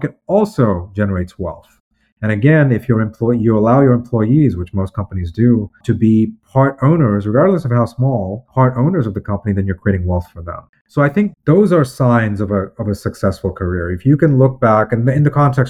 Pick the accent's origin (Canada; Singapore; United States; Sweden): United States; I'm an American